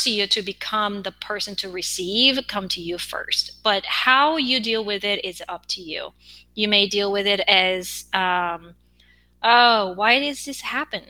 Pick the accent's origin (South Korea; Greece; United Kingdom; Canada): South Korea; accent: Korean; English is a second language; I have an accent as a Korean.